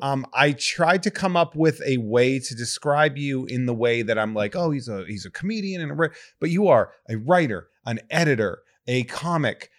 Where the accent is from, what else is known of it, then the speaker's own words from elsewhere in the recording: New England, United States; I was growing up in New England